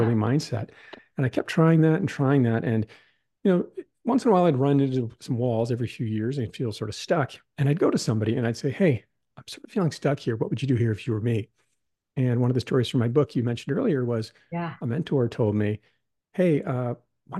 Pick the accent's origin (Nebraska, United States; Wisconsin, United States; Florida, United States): Wisconsin, United States; moved away as an adult; also born or lived in New York City; I grew up in Wisconsin